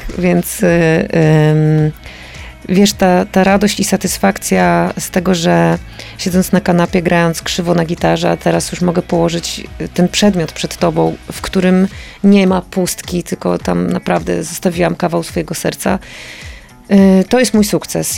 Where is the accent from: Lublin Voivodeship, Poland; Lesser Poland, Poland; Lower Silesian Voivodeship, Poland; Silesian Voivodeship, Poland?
Lublin Voivodeship, Poland; moved away; ja po prostu wychowałam się w takim, w takim miejscu